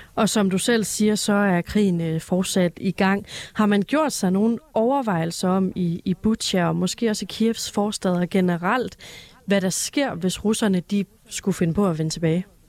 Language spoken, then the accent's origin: Danish; Denmark; som dansker